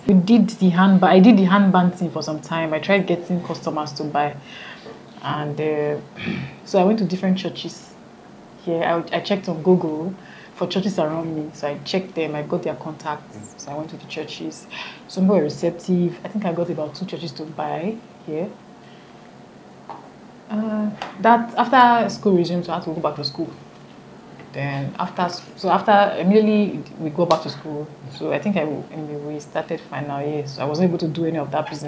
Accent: Benin City, Edo, Nigeria; I did everything in Benin

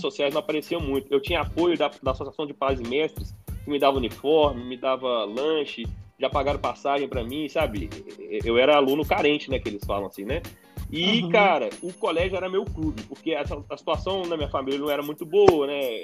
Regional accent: Belo Horizonte, Minas Gerais, Brazil; sou de Belo Horizonte

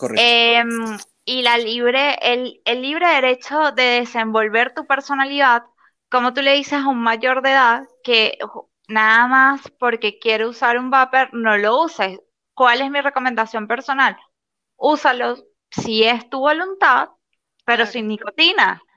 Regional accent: Venezuela

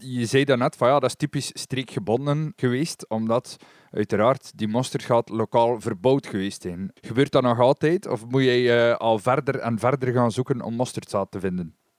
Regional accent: West Flanders, Belgium; bij ons in West-Vlaanderen

